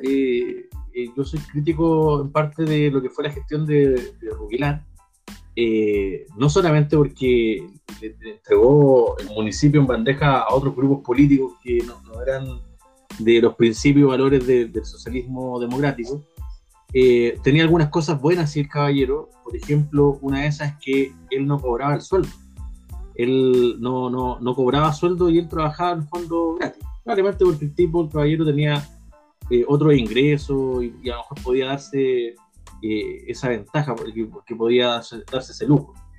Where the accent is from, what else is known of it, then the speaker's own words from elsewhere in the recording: Puente Alto, Santiago Metropolitan Region, Chile; soy de Puente Alto, vivo en Puente Alto, soy de población